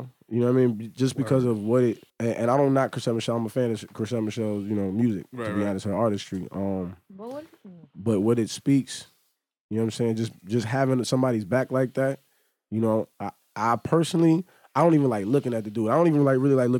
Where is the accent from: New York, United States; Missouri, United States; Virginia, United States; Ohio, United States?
New York, United States; just growing up in New York and just seeing Trump Towers just built in seconds